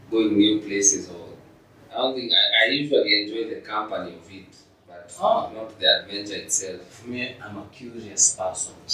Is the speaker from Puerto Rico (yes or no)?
no; Eldoret, Uasin Gishu County, Kenya; born there; So I was born apparently like um, in Eldoret.